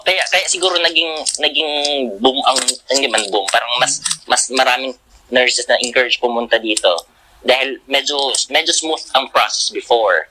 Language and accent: Tagalog; Bicol Region, Philippines; moved away as an adult; now in Australia; mga taga doon sa province ko sa Bicol